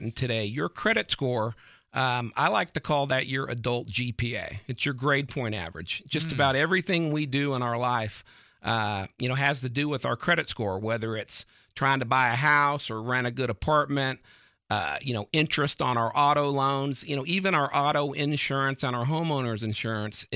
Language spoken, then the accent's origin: English; California, United States; moved away as an adult; now in Texas, United States; I'm originally from California.